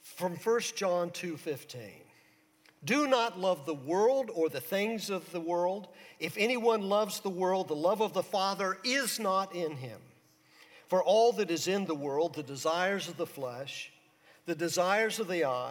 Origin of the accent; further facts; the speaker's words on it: St. Petersburg, Florida, United States; When I was in high school in St. Petersburg, Florida